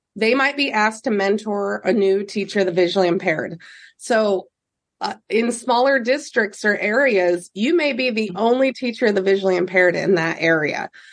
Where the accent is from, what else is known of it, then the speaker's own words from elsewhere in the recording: Fullerton, Nebraska, United States; I grew up in Fullerton, Nebraska, and then ended up moving to Nebraska City in '99